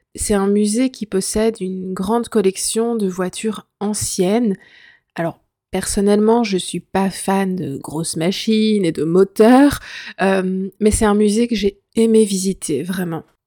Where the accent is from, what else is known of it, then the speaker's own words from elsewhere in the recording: Belgium; je suis belge